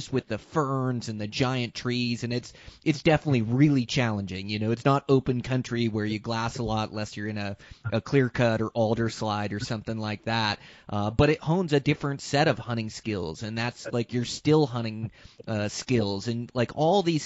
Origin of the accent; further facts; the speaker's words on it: Western Washington, United States; moved away as an adult; I grew up in Western Washington hunting them, and left Western Washington at 19